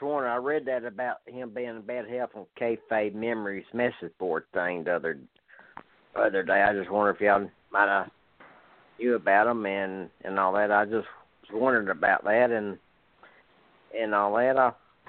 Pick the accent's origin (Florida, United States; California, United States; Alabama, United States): Alabama, United States; Montgomery; also born or lived in Roanoke, Alabama; I live here in Montgomery. I've been living here most of my life.